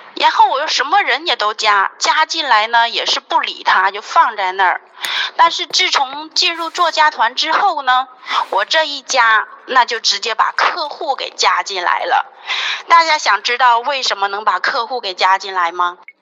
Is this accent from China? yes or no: yes; Northeast China, China; now in Guangdong, China; 我是一个东北人，现在在广东生活， 在广东生活